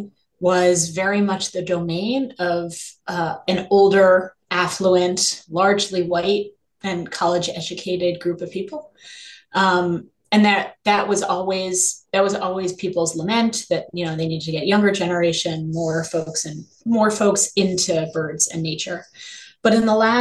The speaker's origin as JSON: {"language": "English", "town": "New York City", "region": "New York", "country": "United States", "tie": "born or raised there", "said": "I grew up in New York City"}